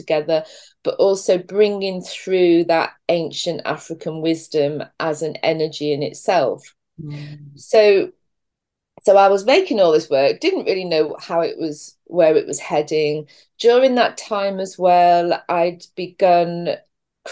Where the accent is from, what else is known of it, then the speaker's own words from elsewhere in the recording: England, United Kingdom; now in St Just, Cornwall, United Kingdom; I was born and brought up in this country